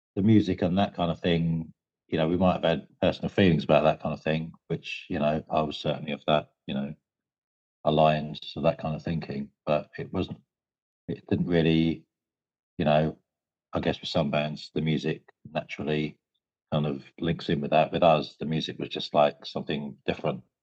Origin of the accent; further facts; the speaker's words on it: Medway, South East England, United Kingdom; we're from Medway